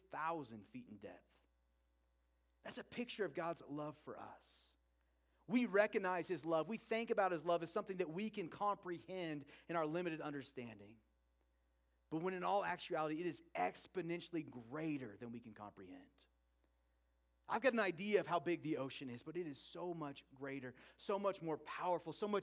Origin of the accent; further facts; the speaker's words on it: Oregon, United States; I grew up in Oregon